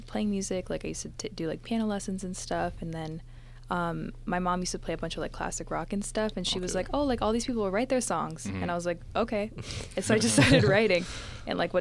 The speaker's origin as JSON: {"language": "English", "town": "Mississauga", "region": "Ontario", "country": "Canada", "said": "I'm from Mississauga."}